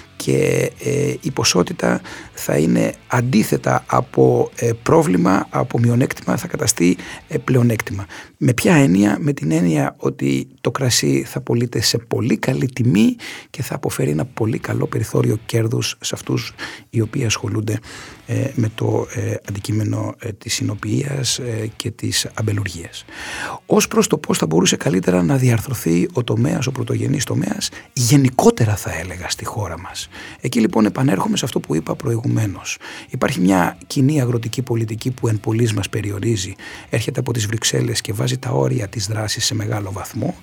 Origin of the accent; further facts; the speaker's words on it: Kefalonia, Ionian Islands, Greece; στην ιδιαίτερη πατρίδα μου, στην Κεφαλονιά